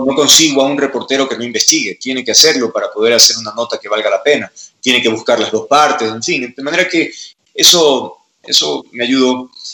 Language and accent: Spanish; Guayaquil, Guayas, Ecuador; soy de Guayaquil